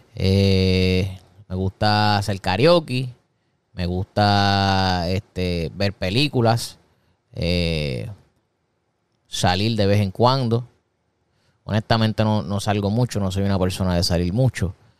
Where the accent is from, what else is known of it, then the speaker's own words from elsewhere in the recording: Puerto Rico; Una persona cafetera en mi país, en Puerto Rico, es una persona que le encanta beber café.